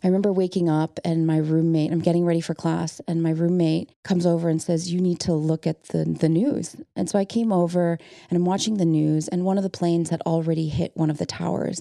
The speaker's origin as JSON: {"language": "English", "town": "Okemos", "region": "Michigan", "country": "United States", "tie": "born or raised there", "said": "I was born in Okemos, Michigan, in a town that's very small and very white"}